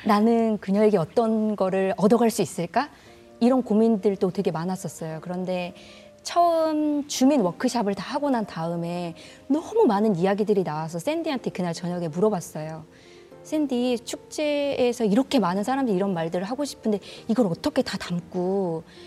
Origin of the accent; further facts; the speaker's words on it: Haenam, South Jeolla, South Korea; moved away; 제 땅끝 마을, 제 고향으로 다시 돌아가서